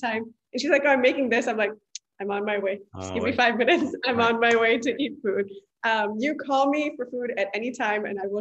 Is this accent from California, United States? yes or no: yes; East Bay, California, United States; also born or lived in Punjab, India / San Ramon, California; I was born in India, in Punjab. I moved here when I was 10 years old. And I've lived in East Bay my whole life. I grew up in Hayward, Fremont, and then moved to San Ramon.